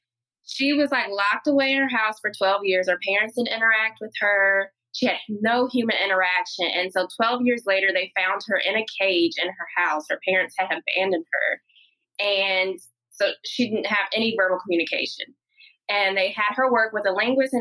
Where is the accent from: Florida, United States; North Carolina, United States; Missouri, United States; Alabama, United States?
North Carolina, United States; now in Richmond, United States; I was born and raised in North Carolina, so traditional Southern Black upbringing